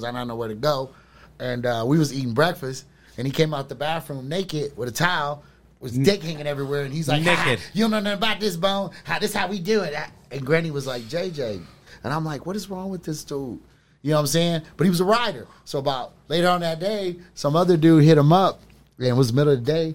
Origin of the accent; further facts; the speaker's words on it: Memphis, Tennessee, United States; moved away; also born or lived in Pasadena, California; we moved from Memphis to L.A.